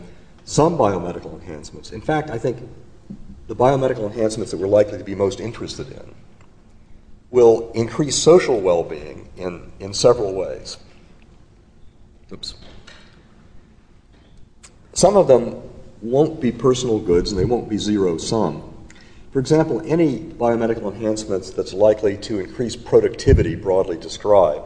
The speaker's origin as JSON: {"language": "English", "region": "North Carolina", "country": "United States", "tie": "born or raised there", "said": "in my home state of North Carolina"}